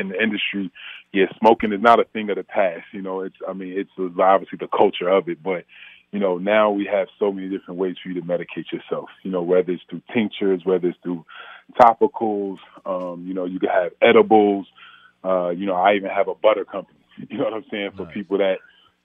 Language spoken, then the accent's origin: English; Orange, New Jersey, United States; I'm from Orange, New Jersey, and the war on drugs was real